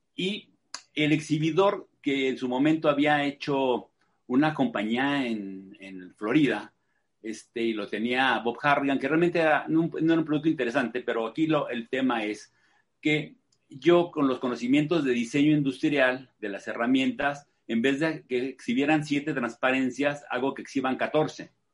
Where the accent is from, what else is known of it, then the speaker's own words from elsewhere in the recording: Mexico City, Mexico; yo nací en Ciudad de México hace 63 años